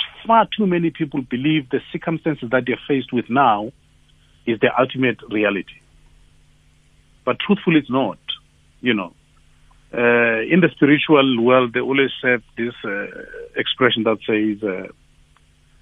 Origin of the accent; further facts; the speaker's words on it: Tembisa, Gauteng, South Africa; I was born in Tembisa